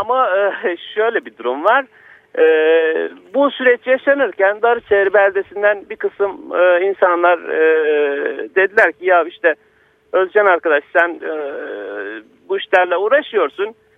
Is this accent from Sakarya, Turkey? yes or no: yes; Karasu, Sakarya, Turkey; Paralı diye bir köydenim ben